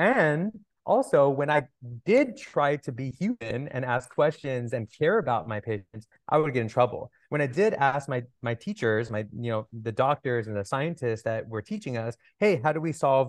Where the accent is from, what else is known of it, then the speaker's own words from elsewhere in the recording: Toronto, Ontario, Canada; also born or lived in California; I grew up in Toronto and California.